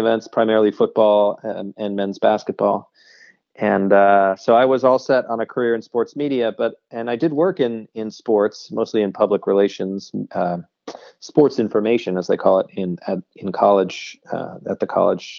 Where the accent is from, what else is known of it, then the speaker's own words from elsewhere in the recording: Seattle, Washington, United States; I grew up in Seattle